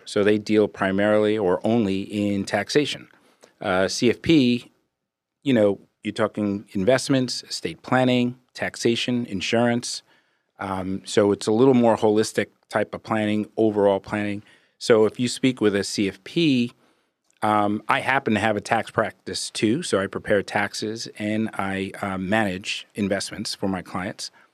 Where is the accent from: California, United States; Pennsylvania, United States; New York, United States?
New York, United States; Brooklyn; also born or lived in Brentwood, Long Island, New York; grew up, born and raised in Brooklyn, moved out to Long Island in early eighties, went to high school in Brentwood.